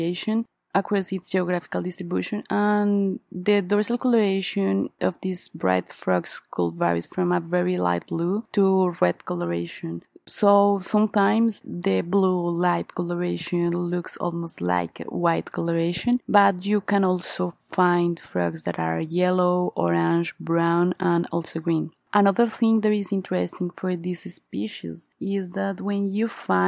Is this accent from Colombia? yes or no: yes; Colombia; now in Brazil; I'm from Colombia, but actually I live in Brazil